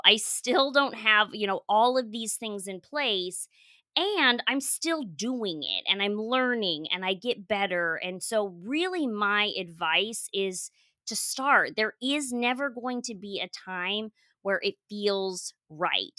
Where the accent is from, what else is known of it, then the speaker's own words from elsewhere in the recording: Colorado, United States; moved away as an adult; also born or lived in Portugal; now in San Diego, United States; I grew up in Colorado.